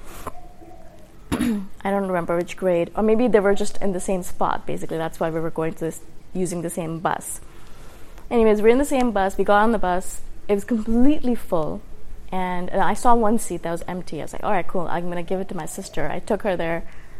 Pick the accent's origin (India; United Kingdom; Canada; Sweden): India; born there; also born or lived in Middle East / Dubai; And even though I was born in India, we moved in the Middle East a lot, maybe 5 or 6 different countries. And the last high school that I attended was in Dubai.